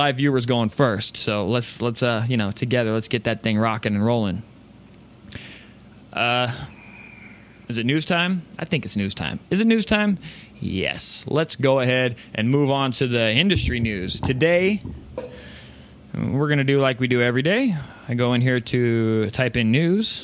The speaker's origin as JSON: {"language": "English", "town": "Phoenix", "region": "Arizona", "country": "United States", "said": "I'm from Phoenix, Arizona"}